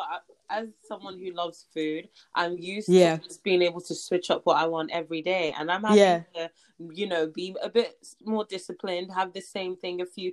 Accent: Nigeria; I'm Nigerian

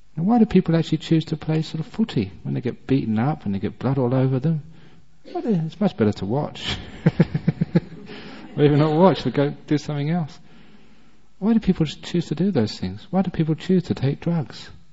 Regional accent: England, United Kingdom; I was born and brought up in England

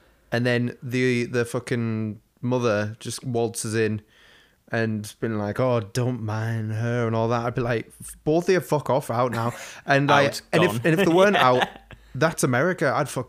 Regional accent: England, United Kingdom; Yeah, but we're English and every house is old as fuck here.

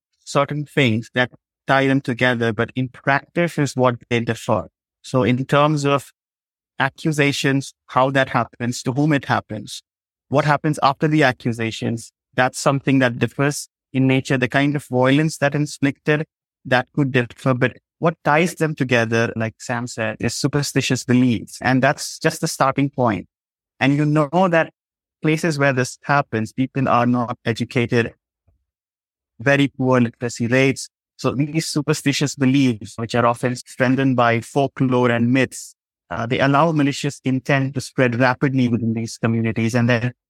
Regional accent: India; the literacy rate isn't high in my home state.

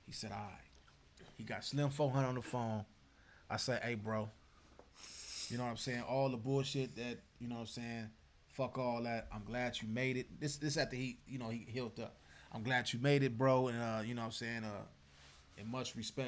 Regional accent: Compton, California, United States; I'm from Bompton

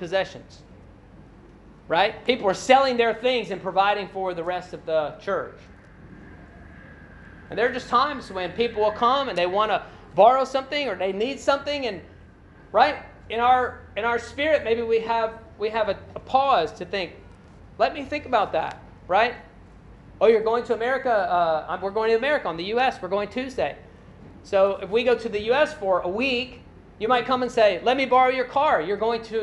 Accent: Glasgow, Kentucky, United States; whenever I leave Glasgow, Kentucky, and I'm headed to Louisville, I pass through Horse Cave

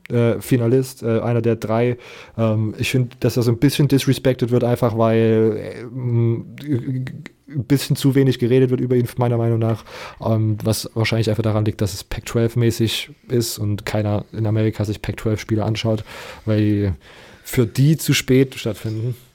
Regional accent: Leipzig, Saxony, Germany; ich komme aus Leipzig

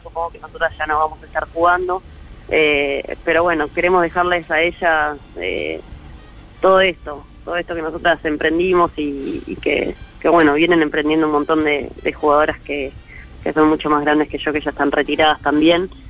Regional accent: Santa Fe, Argentina; moved away; todos esos recuerdos muy lindos que viví, que viví en Santa Fe

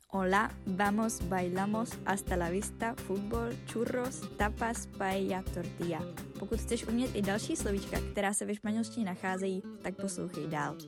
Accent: Bohemia, Czechia; u nás v Čechách

